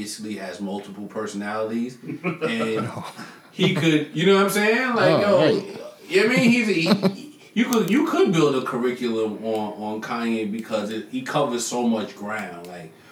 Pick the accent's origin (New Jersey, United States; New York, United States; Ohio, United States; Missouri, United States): New York, United States; Long Island; moved away; also born or lived in Knoxville, Tennessee; I'm from Long Island. I was born in Long Island